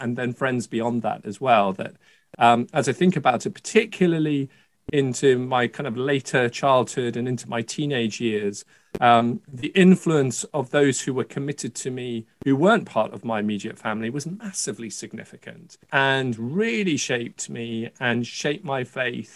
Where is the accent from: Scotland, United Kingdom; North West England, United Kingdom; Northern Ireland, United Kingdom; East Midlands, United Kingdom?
Scotland, United Kingdom; I was born in Scotland